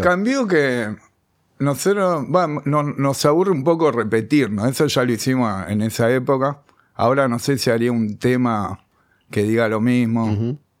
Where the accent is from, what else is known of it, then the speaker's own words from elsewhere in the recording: Buenos Aires, Argentina; also born or lived in Béccar / Sarandí; nací acá en Capital, de Saavedra. Después viví en la adolescencia en Becar, volví a Saavedra